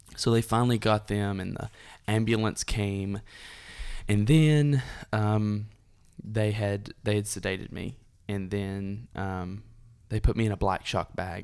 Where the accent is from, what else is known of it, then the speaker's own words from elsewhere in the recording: Dunlap, Tennessee, United States; I was born and raised in Dunlap, Tennessee